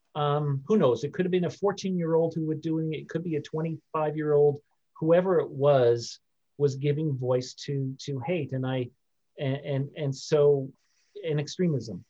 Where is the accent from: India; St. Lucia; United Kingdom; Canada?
Canada; also born or lived in United States; being Canadian